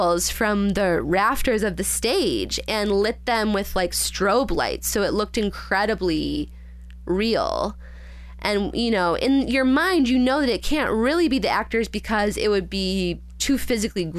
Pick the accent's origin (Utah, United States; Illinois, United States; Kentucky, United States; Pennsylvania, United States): Illinois, United States; I grew up in Illinois, not California